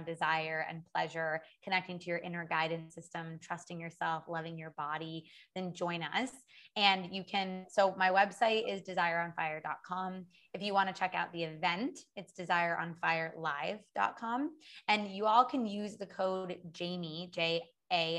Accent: Orono, Maine, United States; moved away as an adult; also born or lived in New York City / Los Angeles / Paris; now in Bali, Indonesia; I'm originally from Maine. I'm from a small town in Maine, Orono, Maine.

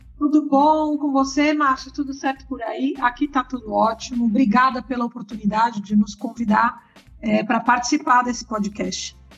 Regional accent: São Paulo, Brazil; sou nascida em São Paulo, né, atualmente estou morando no interior de São Paulo

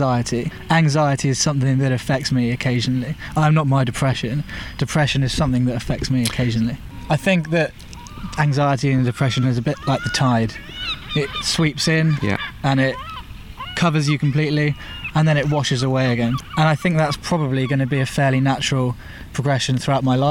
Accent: Winchester, South East England, United Kingdom; moved away as an adult; also born or lived in Bristol; I went straight back to Winchester, to my hometown.

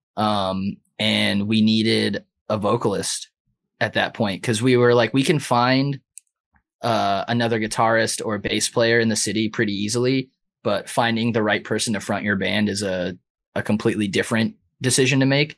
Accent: San Diego, California, United States; now in Minneapolis, United States; I'm from San Diego.

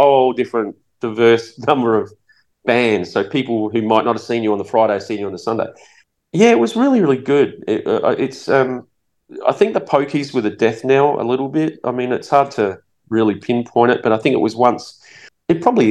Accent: Adelaide, South Australia, Australia; we go, Adelaide.

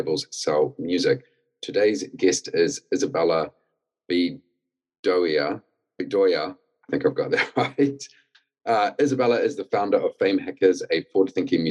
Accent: New Zealand; moved away as an adult; now in United Kingdom; I'm originally from New Zealand, came to the UK to get into the music industry

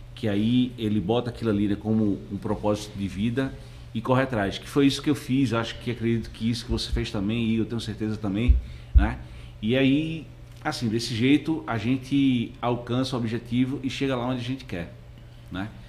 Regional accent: Northeast Region, Brazil; eu sou do Nordeste lá, vivo lá naquele

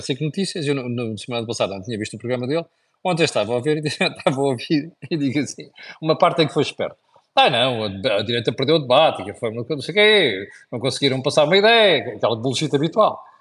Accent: Portugal; nós portugueses

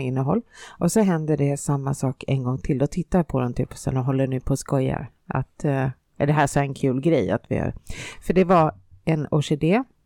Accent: Finland; moved away; also born or lived in Stockholm, Sweden; jag har ju bott i Finland och jag har inte bott i en storstad, jag har bott i en liten, liten by med 3000 invånare.

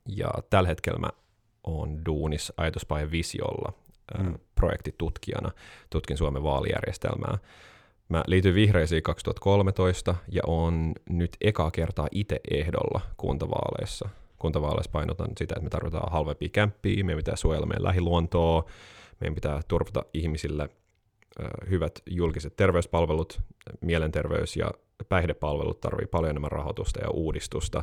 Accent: Helsinki, Uusimaa, Finland; also born or lived in United States; Mun faija on Jenkki, mut se on helsinkiläinen, äh, mä oon siis neljän sukupolven stadilainen

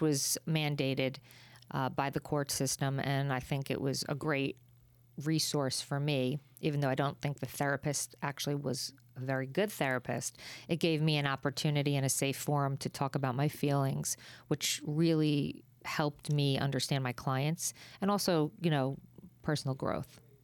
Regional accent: New Jersey, United States; I'm a girl from Jersey

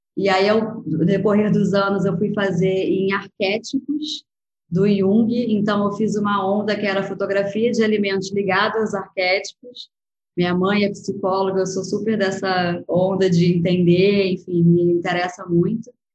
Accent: Rio de Janeiro, Brazil; also born or lived in Lisbon, Portugal / Spain; eu sou do Rio

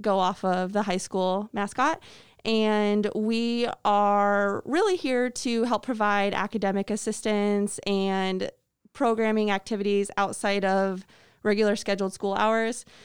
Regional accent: Atkinson, Illinois, United States; moved away as an adult; now in Mercer County, United States; I am from Atkinson, Illinois, which is part of the Geneseo School District. So I went to Geneseo High School

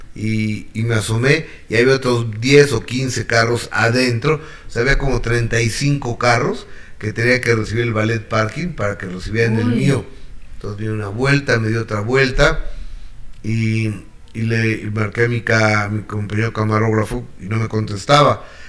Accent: Mexico; en México en especial somos muy devotos de los Reyes Magos

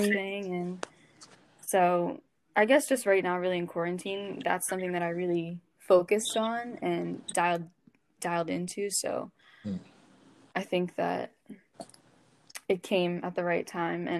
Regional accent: York, Pennsylvania, United States; moved away as an adult; now in Philadelphia, United States; I'm from York, PA, and I go to school in Philly

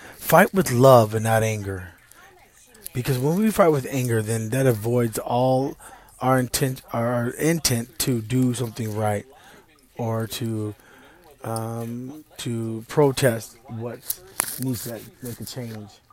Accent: East Texas, United States; I'm from Texas and uh, East Texas. They call it Deep East Texas

